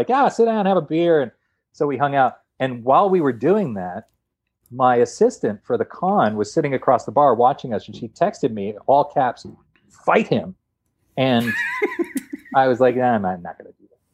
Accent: Canada; we're both Canadian

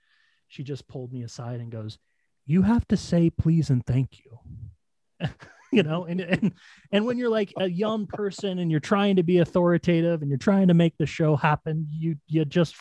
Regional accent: Billings, Montana, United States; moved away as an adult; also born or lived in Sheridan, Wyoming; now in Denver, United States; I grew up in Sheridan, Wyoming, in Billings, Montana

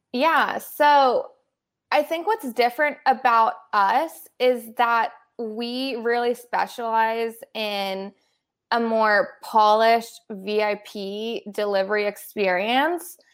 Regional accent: Los Angeles, California, United States; also born or lived in Boulder, Colorado; I was born and raised in Los Angeles, specifically the West Side

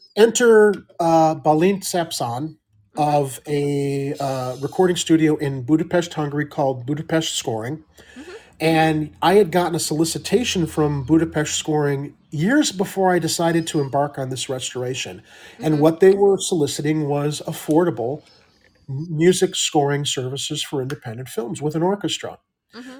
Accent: Midwest, United States; a Midwestern boy like me

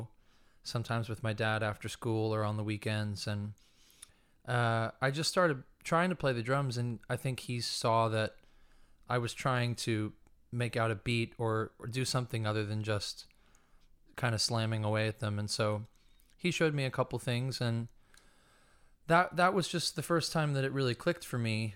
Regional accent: Manahawkin, New Jersey, United States; I grew up in southern New Jersey near Long Beach Island

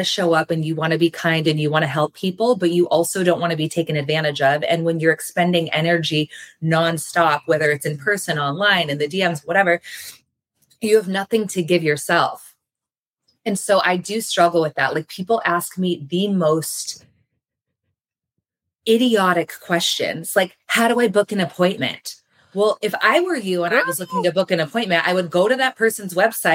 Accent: New England, United States; I grew up in New England

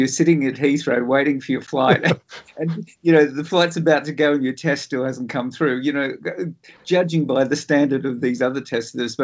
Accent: Sydney, New South Wales, Australia; I sort of grew up in Sydney watching all these really cool old black and white movies

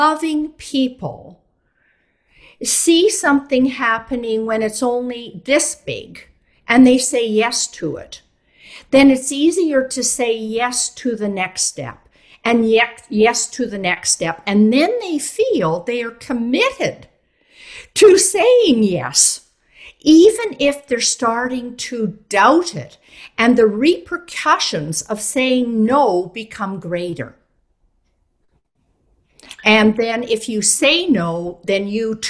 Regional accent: Canada; I'm actually Canadian, but I work a lot in Europe

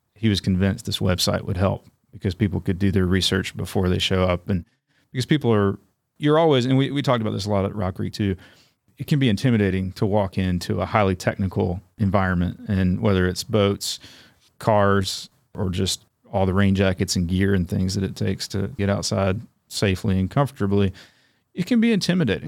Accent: Raleigh, North Carolina, United States; also born or lived in Huntsville, Alabama; now in Chattanooga, United States; I mostly grew up in Raleigh

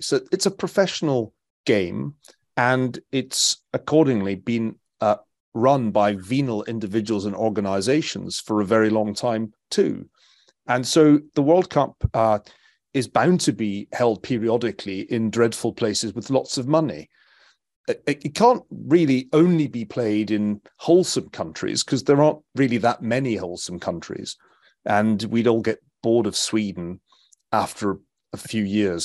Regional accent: Scotland, United Kingdom; as a Scotsman

